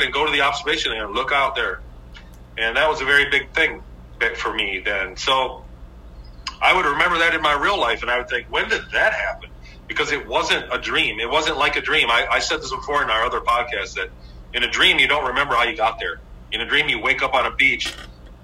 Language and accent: English; Michigan, United States; growing up in Michigan